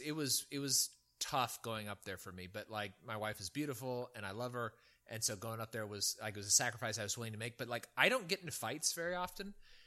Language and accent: English; Virginia, United States; I go, "I'm from Virginia. I don't give a shit about your horn. I'm not moving. Back up and go around."